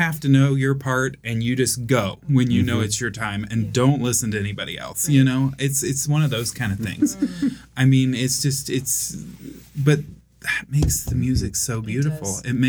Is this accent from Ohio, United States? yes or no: yes; Jackson, Ohio, United States; Jackson, Ohio.